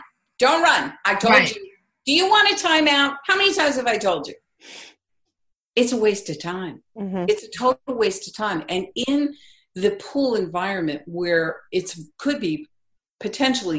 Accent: East Coast, United States; I grew up on the East Coast

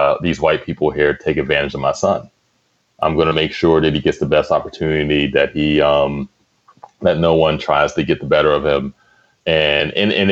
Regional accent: Penn Hills, Pennsylvania, United States; we're from Penn Hills, which is a close suburb of Pittsburgh

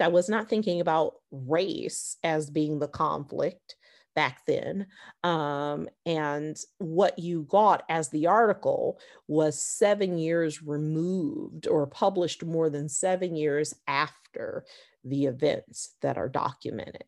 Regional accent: Detroit, Michigan, United States; moved away as an adult; also born or lived in Florida / Philadelphia; I was born and raised in Detroit, and I went to Detroit schools

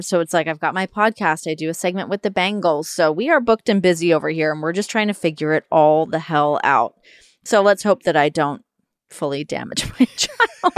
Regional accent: Toronto, Ontario, Canada; we're obviously both from Toronto

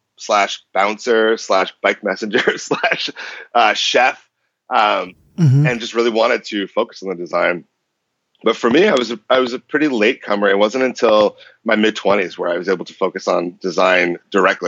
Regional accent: Boston, Massachusetts, United States; moved away as an adult; now in San Francisco Bay Area, United States; I grew up in Boston, in okay. and around Boston. And I moved to the Bay Area 11 years ago

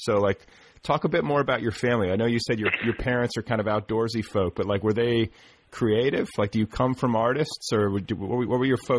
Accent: Wisconsin, United States; my wife is from Minnesota, so I know that part of the country. And I'm from Wisconsin

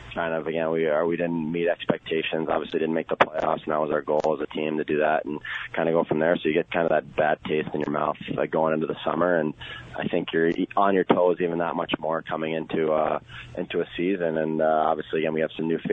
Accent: United States; being an American and playing internationally

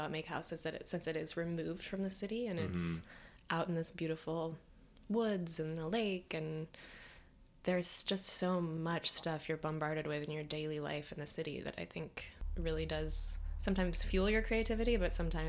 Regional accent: Michigan, United States; now in New York City, United States; I grew up in Michigan.

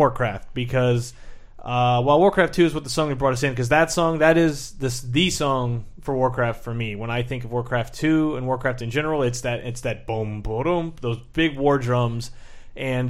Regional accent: Southern Illinois, United States; moved away as an adult; also born or lived in West Coast; I born and raised in Southern Illinois, and then moved out here.

